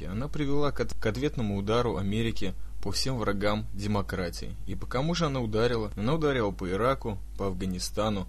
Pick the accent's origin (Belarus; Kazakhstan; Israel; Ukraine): Israel; я сам из Сиона, где весь этот беспредел с самоубийцами